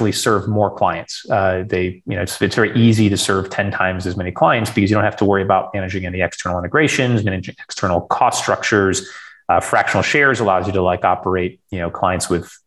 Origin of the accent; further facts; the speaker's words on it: rural Western Michigan, United States; born and raised in Michigan.